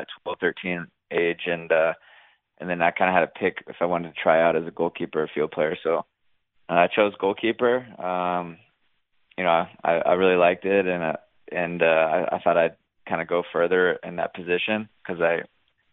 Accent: Virginia Beach, Virginia, United States; I'm from Virginia Beach, Virginia. It's a middle-sized city

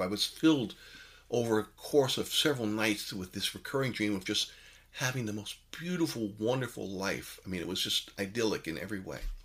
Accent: New York City, New York, United States; growing up in New York City, uh, from the age of eight

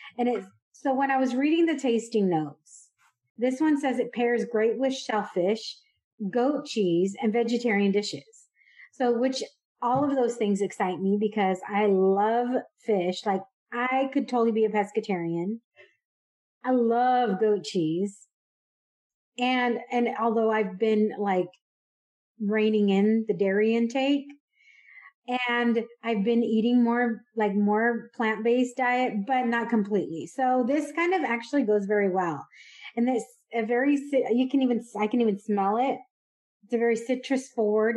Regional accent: California, United States; moved away as an adult; also born or lived in Dallas, Texas; I grew up in California

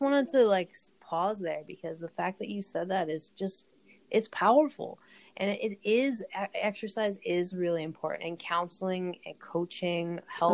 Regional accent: United States; me being an American

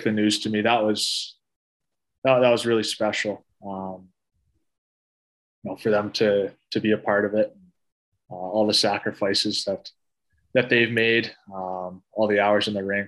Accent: Canada; as a Canadian kid, you grow up religiously watching the World Juniors every year at Christmas

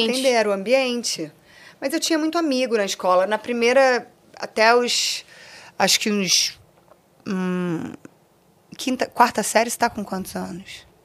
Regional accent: Rio de Janeiro, Brazil; Eu nasci na Beneficência Portuguesa, no Rio de Janeiro, se eu não me engano, é na Tijuca, tá, gente? Eu não tenho certeza. É, e passei a minha infância no Recreio de Bandeirantes, na zona oeste do Rio

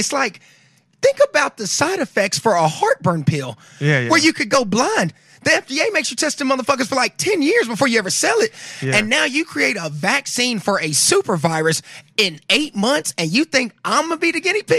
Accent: the South, United States; You know, I'm from the South.

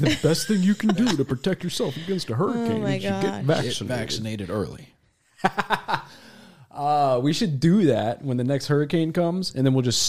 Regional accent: Nigeria; I am Nigerian.

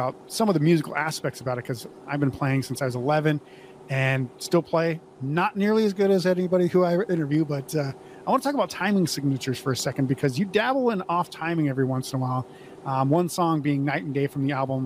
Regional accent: Montana, North Dakota, United States; I grew up in North Dakota, Montana, and it's very similar

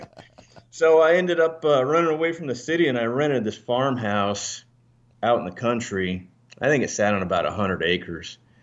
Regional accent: Alaska, United States; moved away; also born or lived in Northern Virginia; I'm from Northern Virginia. Um, I was actually raised in Alaska

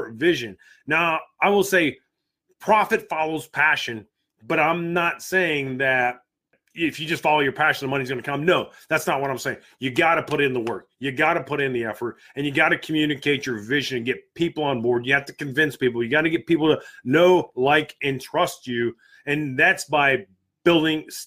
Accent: United States; I'm American through and through. I've served my country.

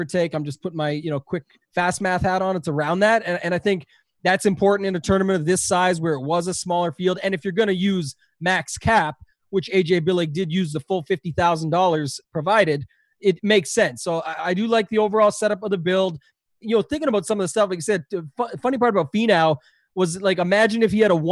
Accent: Canada; I'm Canadian

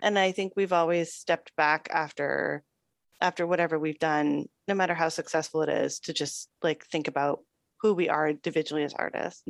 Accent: Toronto, Ontario, Canada; I'm from Toronto, Ontario, Canada. And uh, yes, I lived there for most of my life.

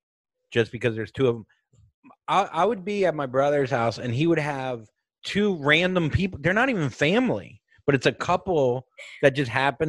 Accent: Florida, United States; moved away; I'm from Florida

